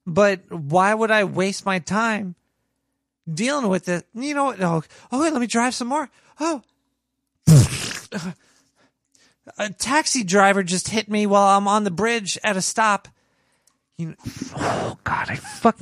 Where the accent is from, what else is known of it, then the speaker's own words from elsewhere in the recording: New York, United States; I was born and raised and stuck in New York.